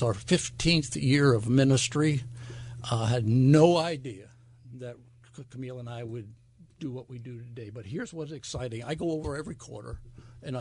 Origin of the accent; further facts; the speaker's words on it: Wyckoff, New Jersey, United States; moved away as an adult; also born or lived in Flemington, New Jersey / Asheville, North Carolina; I come off a dairy farm in the state of New Jersey. I grew up in Wyckoff